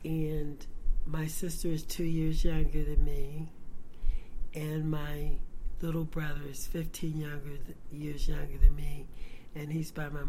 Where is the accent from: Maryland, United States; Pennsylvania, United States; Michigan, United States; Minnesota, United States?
Maryland, United States; Baltimore; also born or lived in Birmingham, Alabama; I grew up in Baltimore City.